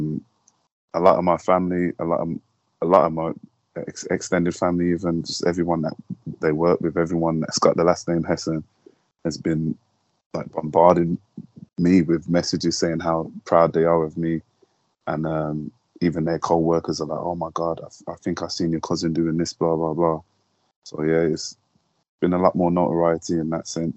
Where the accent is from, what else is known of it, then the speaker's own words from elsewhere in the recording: Birmingham, West Midlands, United Kingdom; my house number that I grew up in Birmingham